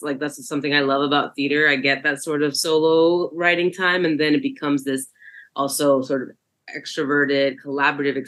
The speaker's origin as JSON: {"language": "English", "town": "New York City", "region": "New York", "country": "United States", "tie": "born or raised there", "said": "I am a New Yorker. I'm a diaspora kid. I'm a first gen, first one in my family born in New York in the States."}